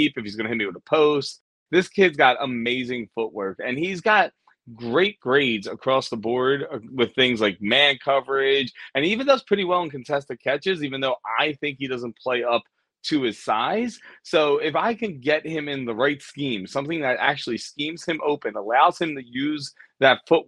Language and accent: English; Philadelphia, Pennsylvania, United States; my hometown Eagles